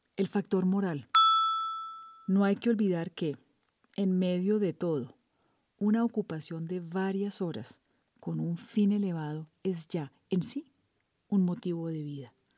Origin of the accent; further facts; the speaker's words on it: Colombia; soy periodista colombiana